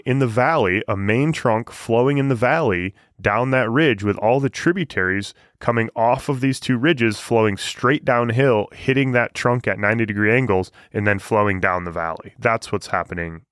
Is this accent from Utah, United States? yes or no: no; Michigan, United States; moved away; I'm from Michigan.